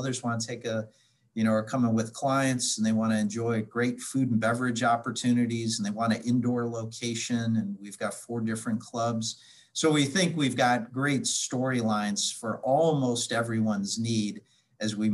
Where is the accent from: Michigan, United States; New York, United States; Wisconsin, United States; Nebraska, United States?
Wisconsin, United States; Milwaukee; now in Cincinnati, United States; back in my hometown of Milwaukee